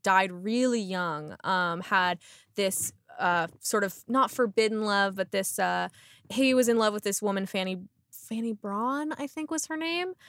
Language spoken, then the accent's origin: English; Windsor, Ontario, Canada; also born or lived in Toronto; now in Halifax, Canada; I'm from Windsor, Ontario originally